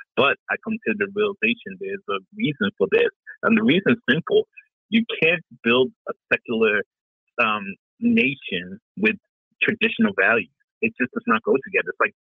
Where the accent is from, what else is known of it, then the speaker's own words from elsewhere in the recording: Vancouver, British Columbia, Canada; moved away as an adult; When I moved here from Vancouver, British Columbia, Canada, back in like 2000